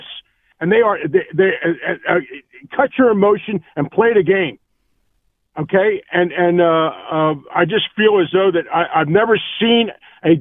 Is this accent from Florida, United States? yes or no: no; Philadelphia, Pennsylvania, United States; now in Tampa, United States; I'm from Philly, but I live in Tampa and also commute to Philly for my work.